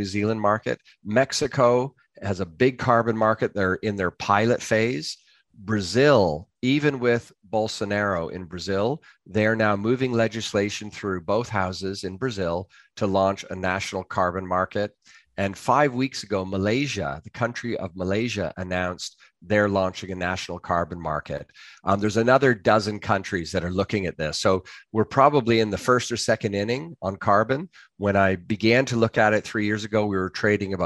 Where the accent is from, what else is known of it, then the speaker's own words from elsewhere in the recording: Canada; now in London, United Kingdom; I'm a Canadian